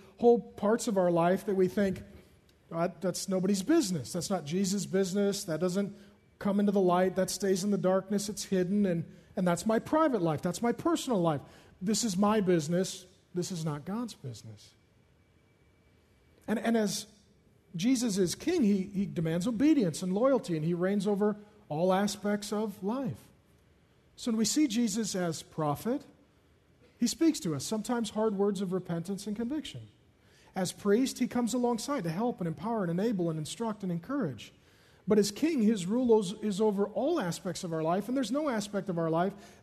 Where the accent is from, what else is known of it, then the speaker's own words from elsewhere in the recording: Seattle, Washington, United States; I grew up in South Seattle